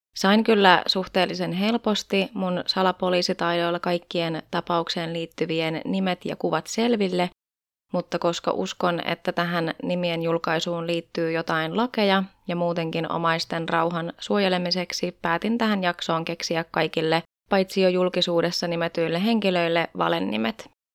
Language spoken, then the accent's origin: Finnish; Tampere, Pirkanmaa, Finland; täällä meikäläisen kotikonnuilla Tampereella